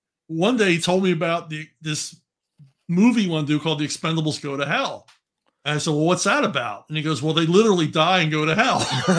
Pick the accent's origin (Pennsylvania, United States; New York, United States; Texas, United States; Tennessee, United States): Pennsylvania, United States; Philadelphia; accent: Philadelphia; my Philadelphia accent comes back.